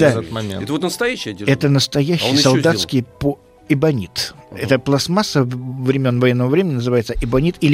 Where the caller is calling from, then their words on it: Magnitogorsk, Chelyabinsk Oblast, Russia; Я из Магнитогорска.